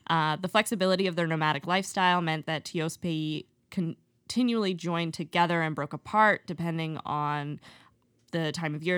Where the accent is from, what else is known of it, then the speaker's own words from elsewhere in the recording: Eastern Canada, Canada; growing up in Eastern Canada